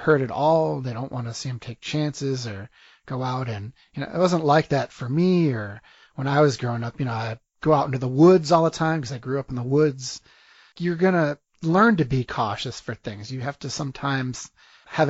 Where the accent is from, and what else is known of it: New York area, United States; now in Chicago, United States